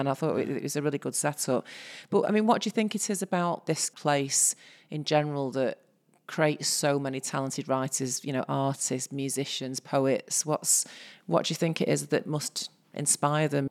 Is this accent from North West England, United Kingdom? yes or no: yes; Salford, North West England, United Kingdom; I grew up in Salford